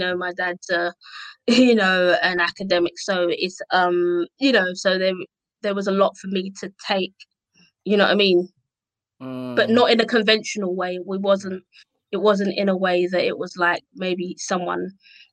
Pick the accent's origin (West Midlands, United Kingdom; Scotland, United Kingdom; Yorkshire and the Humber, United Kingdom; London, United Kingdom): London, United Kingdom; accent: Cockney; also born or lived in Essex; I loved growing up in Tower Hamlets